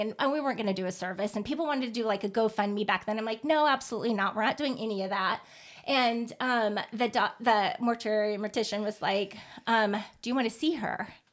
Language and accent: English; Midwest, United States; moved away; I'm originally from the Midwest